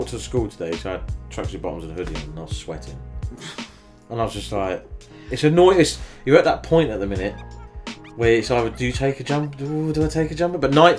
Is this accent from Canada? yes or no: no; England, United Kingdom; We're English.